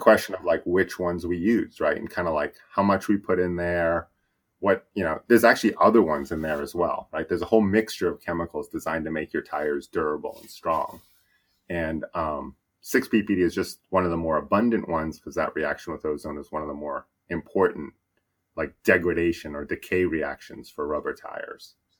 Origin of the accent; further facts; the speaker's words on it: New Hampshire, United States; now in Washington, United States; I grew up in New Hampshire, so I'm, I'm from New England